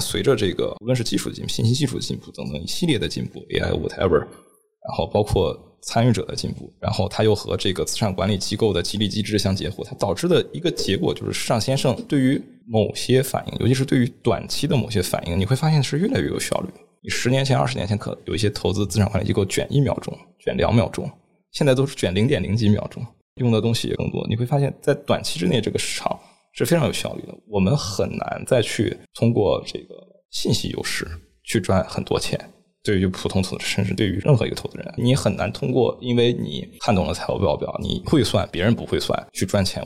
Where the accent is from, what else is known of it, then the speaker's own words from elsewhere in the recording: China; also born or lived in Hong Kong; 我们中国人经常讲说，读万卷书，行万里路。